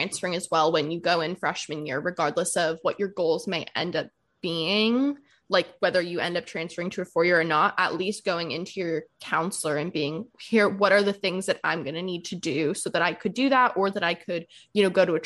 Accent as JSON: {"language": "English", "town": "Santa Barbara", "region": "California", "country": "United States", "tie": "born or raised there", "also_born_or_lived": "Goleta, California", "said": "I grew up in Santa Barbara. Well, partly in Santa Barbara and Goleta"}